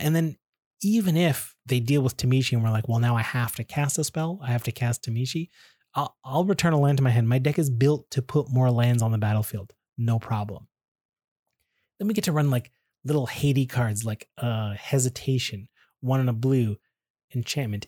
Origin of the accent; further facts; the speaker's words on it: Canada; I'm Canadian, so I say